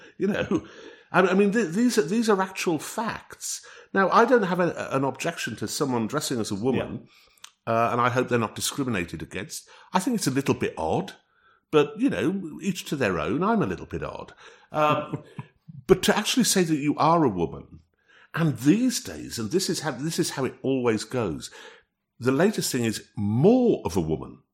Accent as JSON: {"language": "English", "region": "North East England", "country": "United Kingdom", "tie": "born or raised there", "moved": "yes", "said": "when I'm up in the northeast of England in uh, in my hometown"}